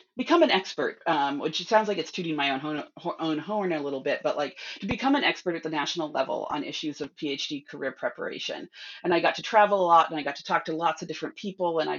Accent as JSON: {"language": "English", "region": "California", "country": "United States", "also_born_or_lived": "New York / Bay Area", "moved": "as an adult", "said": "I am from California originally"}